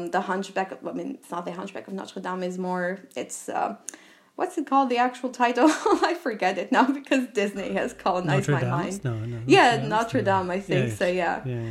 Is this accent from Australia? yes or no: no; Albania; English is a second language; moved away as an adult; also born or lived in United States / France; I was born and raised in Albania. I did my college years in the US and then lived in France.